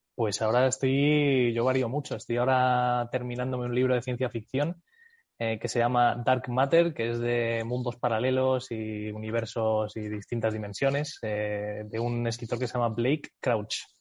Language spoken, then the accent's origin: Spanish; United States; moved away as an adult; crecí en Estados Unidos, me fui a Estados Unidos con nueve añitos, eh, estuve ahí hasta los veintimuchos